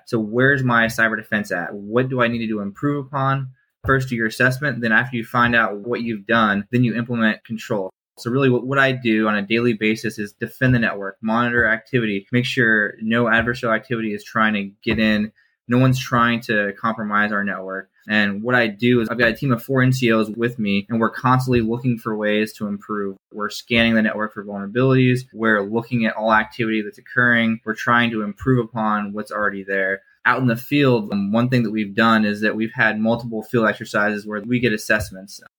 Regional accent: Kansas City, Kansas, United States; born there; also born or lived in Oregon / Maryland; I was born in Kansas City, Kansas, and I've lived split between Kansas City, Oregon, and Maryland before I joined the military.

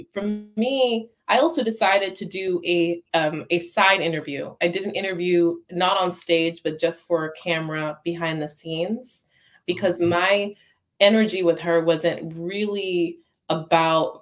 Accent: New York City, New York, United States; I'm from the Bronx

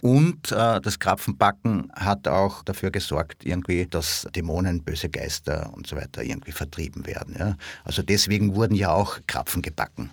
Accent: Villach, Carinthia, Austria; dort, wo ich herkomme, nämlich in Villach

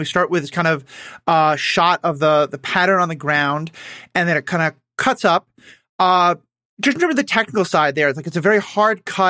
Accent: New York City, New York, United States; I grew up in New York City, where no one drives

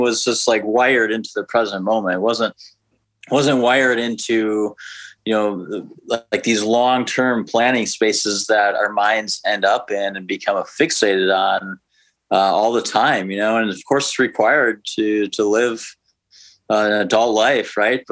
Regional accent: outside of Milwaukee, Wisconsin, United States; moved away as an adult; also born or lived in Minneapolis, Minnesota; now in Oakland, United States; I grew up in Wisconsin, outside of Milwaukee, Wisconsin.

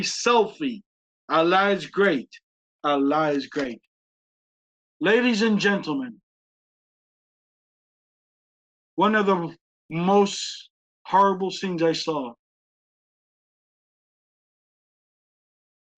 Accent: Tallahassee, Florida, United States; I'm a boy from Tallahassee, Florida

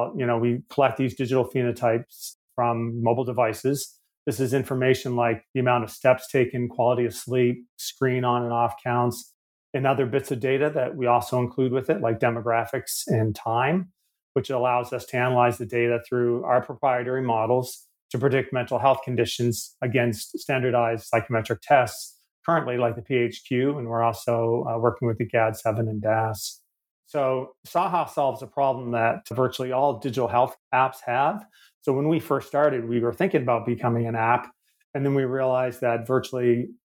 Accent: Canada; accent: Canadian; moved away as an adult; now in Australia; As you can tell by my accent, a bit of a wayward Canadian who, with my supportive family, thankfully, I've worked and traveled my way across the world to end up in Australia a few years ago

